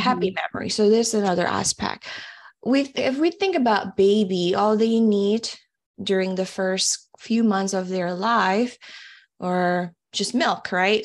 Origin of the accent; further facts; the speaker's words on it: Semarang, Central Java, Indonesia; moved away as an adult; also born or lived in Mississippi, United States; now in United States; I was born actually in Mississippi, but, uh, one year old, I moved back to Indonesia. I grew up in a city called Semarang.